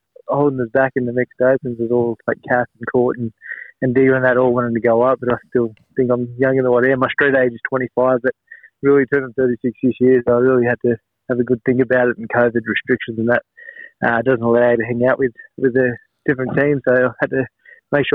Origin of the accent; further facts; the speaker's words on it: Gawler, Australia; now in Camden, Australia; we grew up in Gawler, obviously, but now we've all moved out